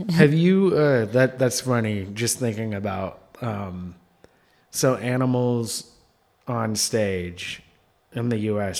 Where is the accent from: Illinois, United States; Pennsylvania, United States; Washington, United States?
Washington, United States; Seattle; now in New York, United States; my hometown